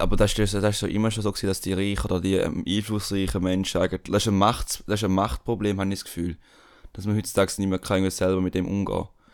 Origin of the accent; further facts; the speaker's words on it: Switzerland; bei uns in der Schweiz